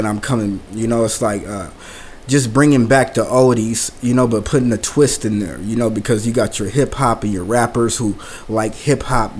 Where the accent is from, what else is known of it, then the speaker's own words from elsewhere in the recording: Portland, Oregon, United States; I'm from Portland, Oregon